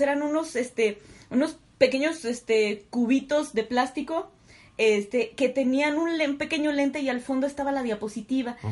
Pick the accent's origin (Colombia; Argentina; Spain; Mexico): Mexico; ¿Qué pedo con los mexicanos? ¿Por qué somos así?